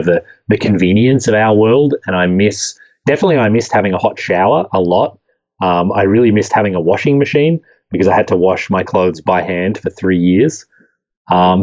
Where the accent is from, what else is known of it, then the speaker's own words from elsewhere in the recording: Australia; moved away; I grew up in Australia